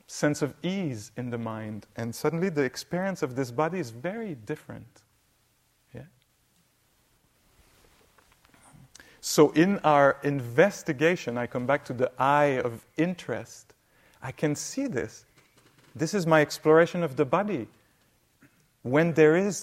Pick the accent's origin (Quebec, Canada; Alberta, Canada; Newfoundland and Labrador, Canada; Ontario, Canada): Quebec, Canada; I come from Quebec, north.